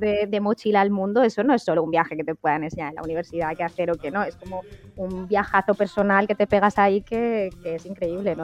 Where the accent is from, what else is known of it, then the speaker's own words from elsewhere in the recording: Spain; yo en mi caso como mujer española